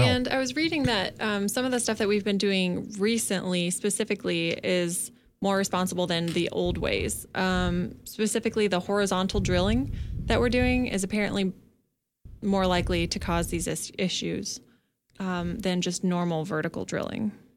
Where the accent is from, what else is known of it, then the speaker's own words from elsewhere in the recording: Kansas, United States; moved away; I'm from Kansas, and in my twenty-seven years, I have never experienced an earthquake.